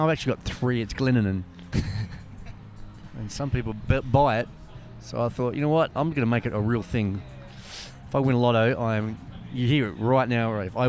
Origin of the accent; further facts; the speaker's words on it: Perth, Western Australia, Australia; we are from Perth